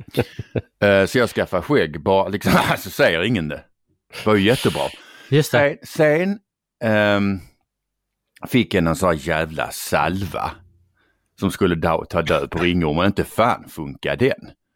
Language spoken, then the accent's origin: Swedish; Skåne, Sweden; Jag har ju varit skåning, eller vi har varit skåningar i stort sett alltid